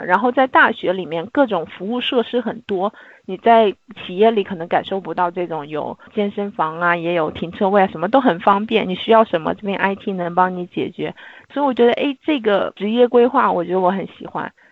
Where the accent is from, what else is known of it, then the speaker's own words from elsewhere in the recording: China; 我们作为中国人可能又比较隐忍一点